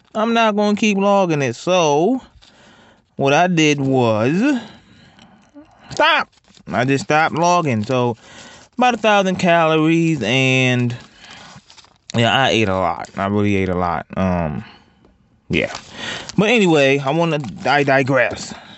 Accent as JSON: {"language": "English", "region": "Ohio", "country": "United States", "said": "I'm from Ohio"}